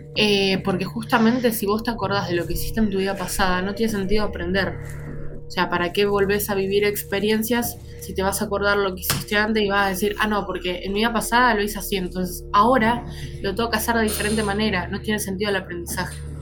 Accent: Argentina; Soy de Argentina

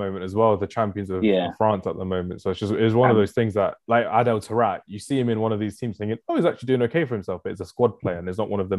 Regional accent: London, United Kingdom; from South London.

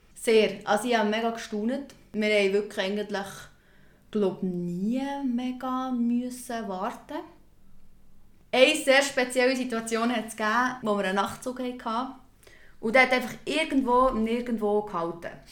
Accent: Switzerland; bei uns in der Schweiz

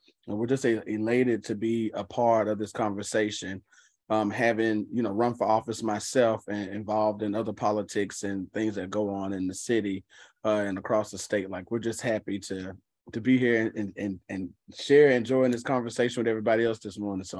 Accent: Memphis, Tennessee, United States; I'm from Memphis, Tennessee.

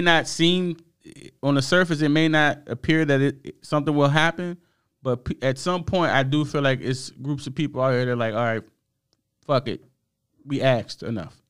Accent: United States; I'm happy I'm from America

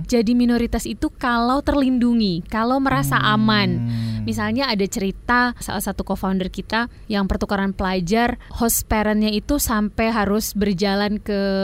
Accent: Jakarta, Indonesia; aku tumbuh di Jakarta, di Jabodetabek

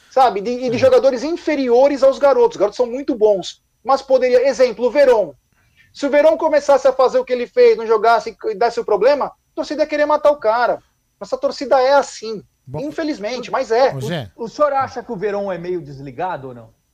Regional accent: José Bonifácio, São Paulo, Brazil; O moço aí de São José do Rio Preto, sou de José Bonifácio, bem próximo aí, 40 ah, quilômetros.

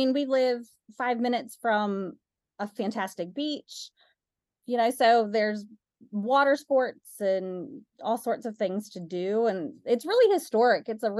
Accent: Northern US, United States; accent: Northern; my Northern accent will come out really thick if I'm talking to somebody from back home.

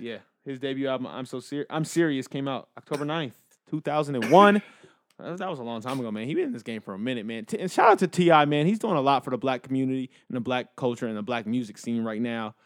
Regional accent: Inglewood, California, United States; I'm from Inglewood

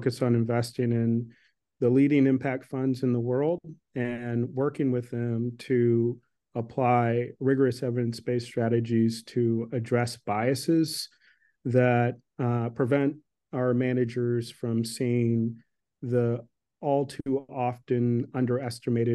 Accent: Washington, District of Columbia, United States; I grew up in Washington, D.C.

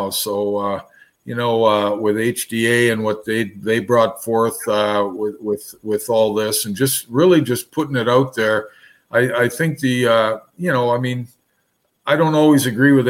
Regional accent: Manitoba, Canada; Yeah, well, it's my home. It's I'm from Manitoba

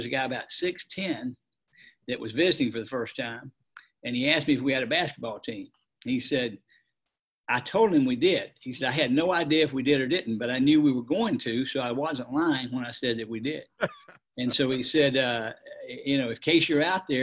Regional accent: Atlanta, Georgia, United States; also born or lived in Metter, Georgia; I grew up in Atlanta and lived in Atlanta all my life.

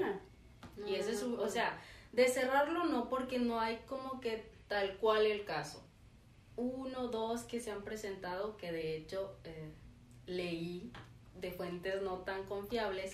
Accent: Tabasco, Mexico; now in Monterrey, Mexico; yo que soy de Tabasco

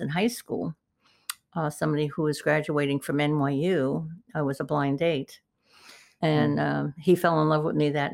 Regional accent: New York City, New York, United States; moved away as an adult; also born or lived in Topeka, Kansas / Beverly Hills; I was born in the Bronx, New York. So we had a wonderful street life there

